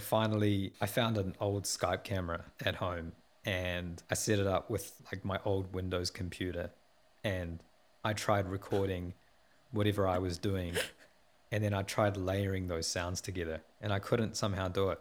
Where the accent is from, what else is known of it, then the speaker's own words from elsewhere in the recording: Porirua, Wellington, New Zealand; I was born in Poineke and raised in Porirua. I'm a South Asian Kiwi, and my roots go back to primarily in India